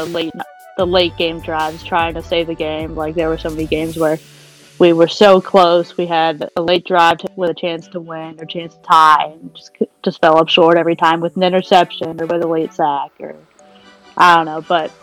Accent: Charlotte, North Carolina, United States; now in Fort Mill, United States; I'm from the Charlotte area, living in the Fort Mill.

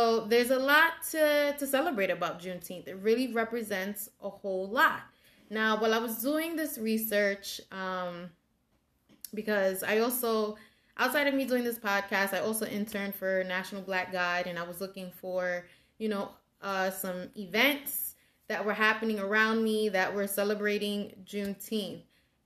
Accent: New York City, New York, United States; I grew up in the South Bronx and I'm from the Hunts Point section of the Bronx.

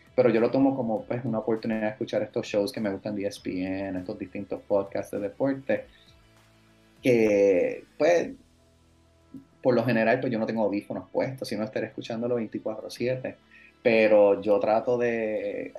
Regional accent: Cabo Rojo, Puerto Rico; also born or lived in United States / Florida; yo me crié en Cabo Rojo

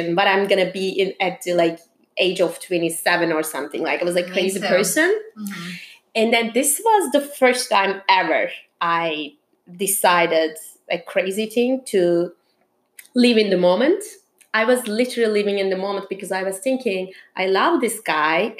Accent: Turkey; English is a second language; moved away as an adult; also born or lived in Istanbul, Turkey; now in New York, United States; I'm originally from Turkey. After I spent 6 years in Istanbul, then I moved to New York

